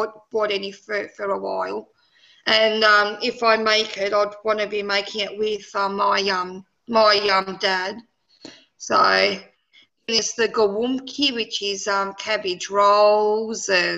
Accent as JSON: {"language": "English", "country": "Poland", "said": "Being Polish"}